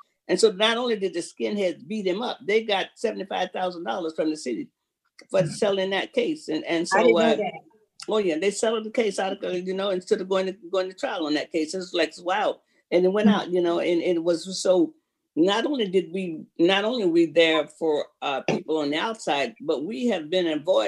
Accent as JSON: {"language": "English", "region": "Florida", "country": "United States", "tie": "born or raised there", "moved": "yes", "lives_now": "Seattle, United States", "said": "that's my home state. So I'm from Florida."}